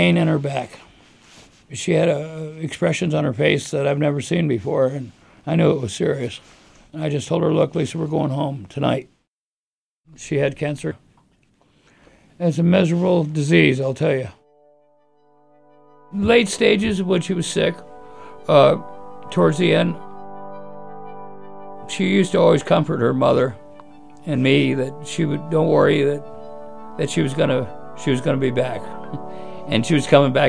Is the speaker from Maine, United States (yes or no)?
yes; Scarborough, Maine, United States; I was born in Scarborough, Maine. Specifically, I was born in the grandstand at Scarborough Downs as a racetrack